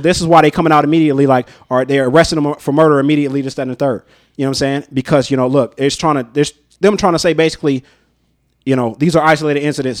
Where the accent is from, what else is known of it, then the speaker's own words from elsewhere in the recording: North Las Vegas, Nevada, United States; life growing up in North Town